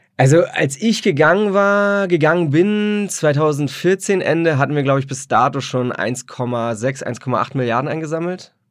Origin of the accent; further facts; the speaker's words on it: Berlin, Germany; ich bin aus Berlin, Berlin gebürtiger Berliner, äh, hab, bin in Hellersdorf aufgewachsen